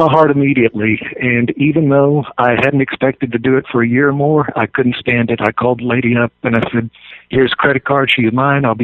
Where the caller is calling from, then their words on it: Monument, Colorado, United States; Monument, Colorado.